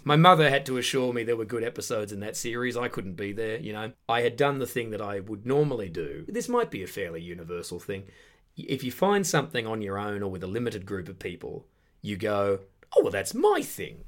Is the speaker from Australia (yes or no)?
yes; Perth, Western Australia, Australia; moved away as an adult; now in United Kingdom; I'm from the suburbs of Perth, Western Australia, from back in the nineties